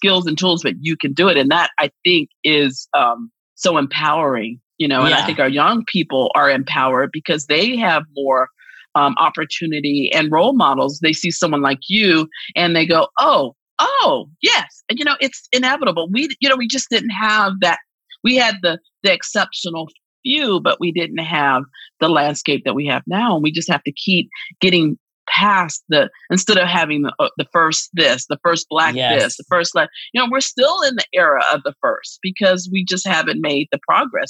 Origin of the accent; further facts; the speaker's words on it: South Carolina, United States; born there; So I am actually what I call bi-Carolinian. I was born in South Carolina and my family's from South Carolina, but I left and I got my poetic wings in North Carolina later in life.